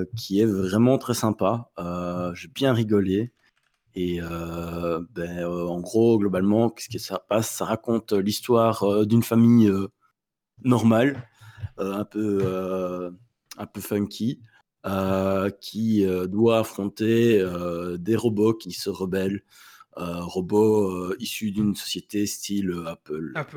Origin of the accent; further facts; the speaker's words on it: Belgium; on est belge